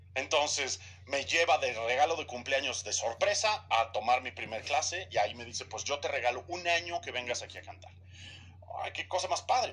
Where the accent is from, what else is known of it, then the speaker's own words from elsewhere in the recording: Mexico; moved away as an adult; Yo regresé a México en 2009, 2010